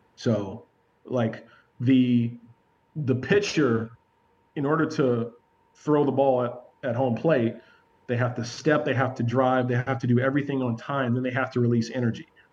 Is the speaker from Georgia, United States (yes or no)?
yes; Georgia, United States; we're all three from Georgia